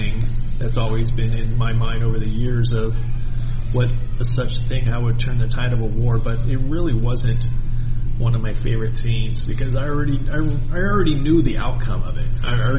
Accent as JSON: {"language": "English", "region": "Scotland", "country": "United Kingdom", "said": "And guess what? I'm a Scot."}